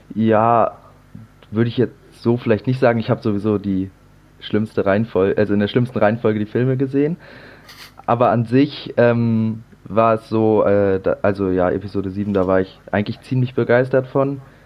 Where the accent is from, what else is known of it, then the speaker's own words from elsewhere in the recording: Hamburg area, Germany; komme wie Tim auch aus dem Raum Hamburg